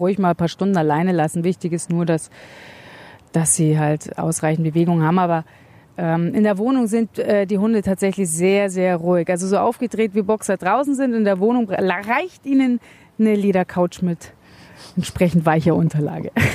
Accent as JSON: {"language": "German", "town": "Munich", "region": "Bavaria", "country": "Germany", "said": "in der Großstadt, ich komme aus München"}